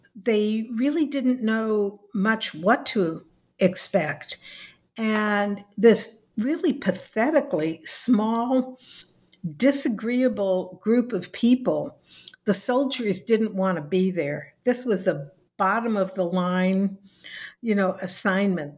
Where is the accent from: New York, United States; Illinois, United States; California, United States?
California, United States; Los Angeles; I was born in Los Angeles, California. I went through the public schools